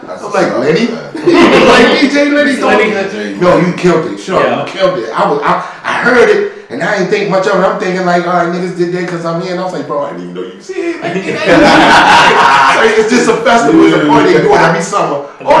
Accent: Baltimore, Maryland, United States; also born or lived in Brooklyn, New York; Born and raised here

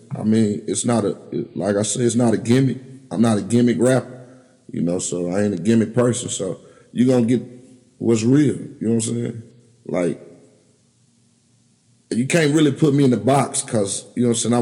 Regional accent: Little Rock, Arkansas, United States; I'm from Little Rock

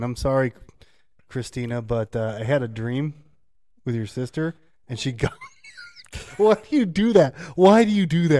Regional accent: United States; Because I'm an American, and we're in America.

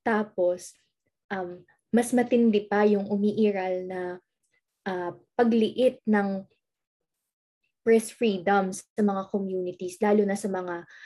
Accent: Laguna, Calabarzon, Philippines; taga Laguna ako, kaya Calabarzon represent pa din.

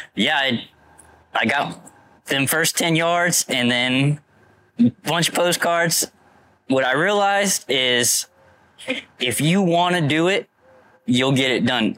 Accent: Florida, United States; I'm from Florida. Been here my whole life

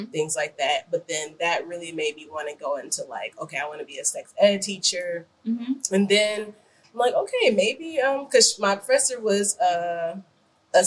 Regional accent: Chicago, Illinois, United States; I'm from the Chicago area

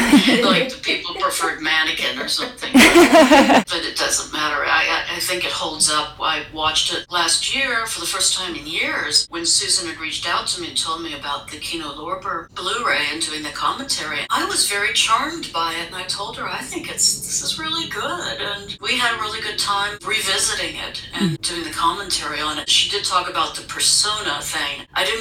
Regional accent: West Virginia, United States; So even though I come from West Virginia, it was hardly bug tussle, you know.

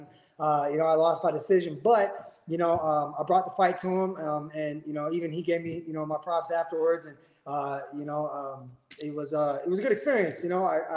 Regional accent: California, United States; I'm from California, so I had to fly across the country

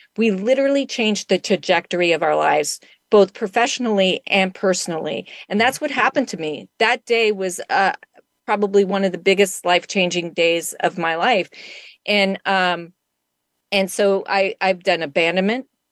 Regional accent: Wyoming, United States; moved away; I grew up in Wyoming uh, for part of my life

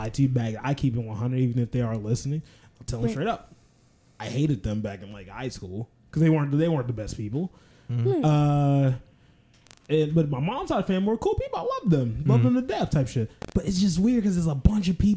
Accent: Mooresville, North Carolina, United States; moved away; I'm from Mooresville

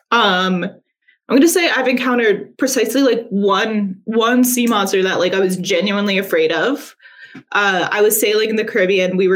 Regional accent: Virginia, United States; also born or lived in Tennessee / North Carolina; So I grew up in Virginia, Tennessee, and North Carolina.

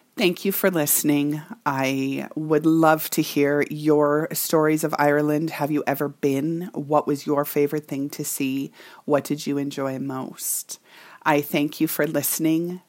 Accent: Canada; this Canadian girl who can typically hold her own

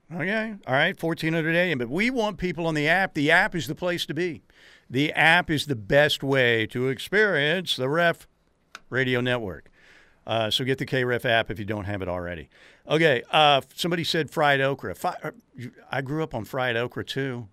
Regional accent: Norman, Oklahoma, United States; Born and raised in Norman.

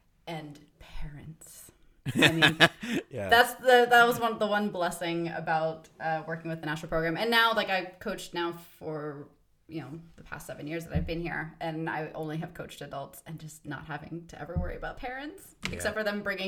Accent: the South, United States; accent: Southern; I actually sound more Canadian now than I do kind of from the South. But if I'm around my mother, then it's very much gets a Southern

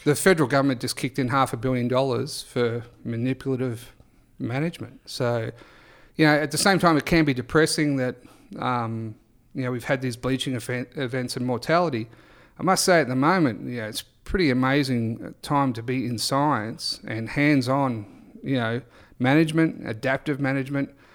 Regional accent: Great Barrier Reef, Queensland, Australia; I grew up on the Great Barrier Reef

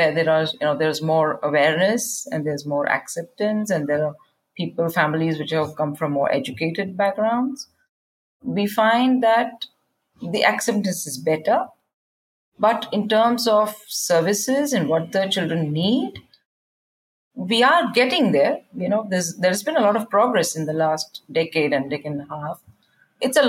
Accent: Bangalore, Karnataka, India; first language Kannada; English is a second language; I am from Bangalore, India.

